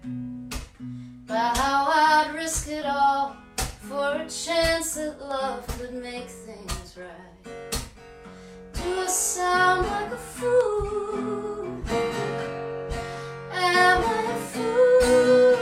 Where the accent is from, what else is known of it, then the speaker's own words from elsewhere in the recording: Northeast, United States; also born or lived in Austin, Texas; now in North Carolina, United States; We're both from the Northeast.